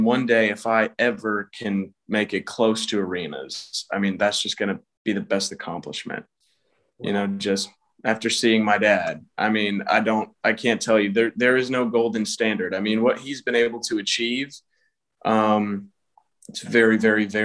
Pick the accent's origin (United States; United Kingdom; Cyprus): United States; Atlanta, Georgia; I'm from Atlanta, Georgia